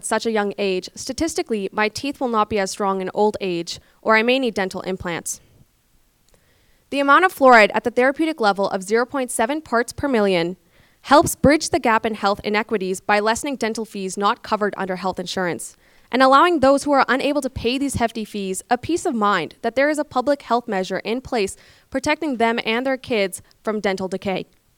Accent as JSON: {"language": "English", "country": "Pakistan", "tie": "born or raised there", "also_born_or_lived": "London, Canada", "moved": "yes", "lives_now": "Calgary, Canada", "said": "I moved to Canada from Pakistan in 2007. I first lived in London, Ontario, and then later moved to Calgary."}